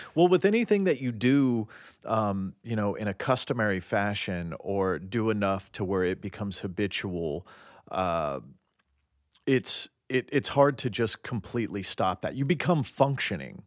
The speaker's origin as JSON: {"language": "English", "town": "Nashville", "region": "Tennessee", "country": "United States", "tie": "born or raised there", "moved": "yes", "lives_now": "Los Angeles, United States", "said": "I grew up in Nashville"}